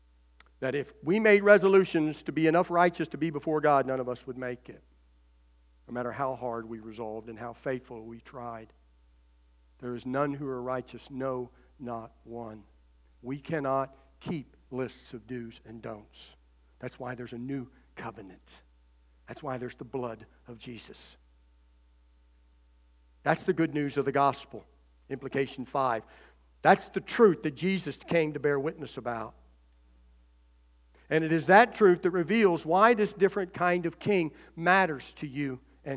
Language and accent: English; United States; as American citizens